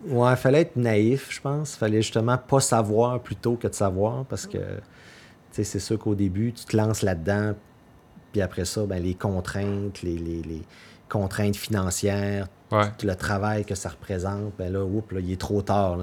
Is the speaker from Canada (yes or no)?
yes; north side of the Gaspé Peninsula, Quebec, Canada; je viens pas d'ici. Moi, je viens du côté nord de la Gaspésie.